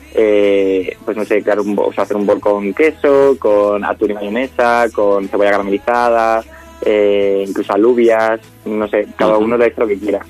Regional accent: Extremadura, Spain; yo además soy de Extremadura

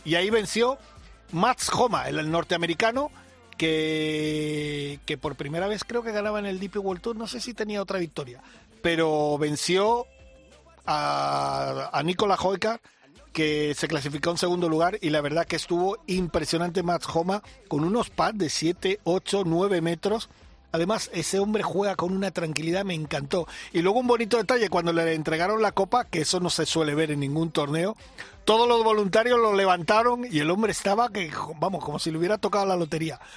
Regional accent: Mallorca, Balearic Islands, Spain; Ya estás en mi tierra

